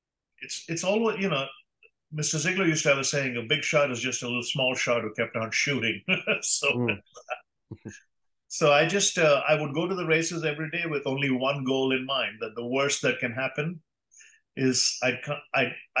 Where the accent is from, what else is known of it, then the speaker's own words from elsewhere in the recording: India; moved away as an adult; I grew up debating in India